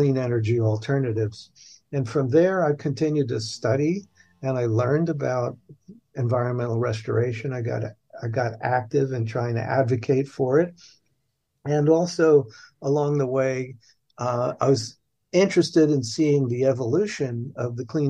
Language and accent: English; New York City, New York, United States; I was born and raised in New York City by parents that emigrated from Hungary